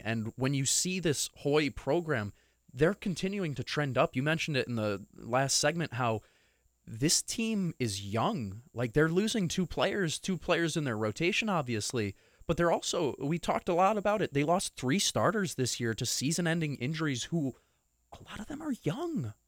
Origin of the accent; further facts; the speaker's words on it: New York, United States; moved away; I come from New York